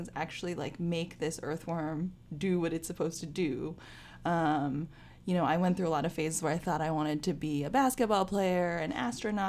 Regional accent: Bay Area, California, United States; I grew up in the Bay Area in California

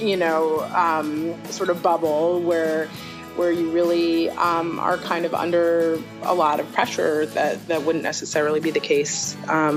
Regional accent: New York City, New York, United States; also born or lived in St. Louis; In New York City. I'm a native New Yorker.

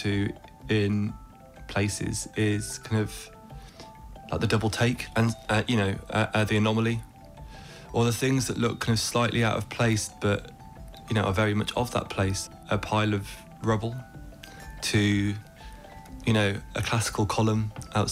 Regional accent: England, United Kingdom; accent: English; moved away as an adult; now in Ireland; My family are Irish. I grew up in England. I have an English accent

